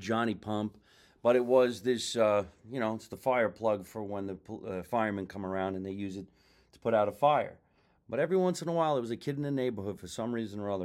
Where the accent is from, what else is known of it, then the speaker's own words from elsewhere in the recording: tri-state area, United States; every other Italian from around the, uh, tri-state area